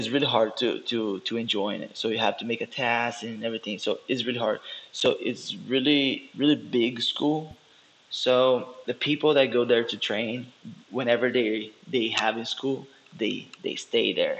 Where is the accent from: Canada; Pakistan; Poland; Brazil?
Brazil; English is a second language; moved away as an adult; also born or lived in Dallas, United States / Brea, California / Rio de Janeiro; now in San Antonio, United States; I had to go back in Brazil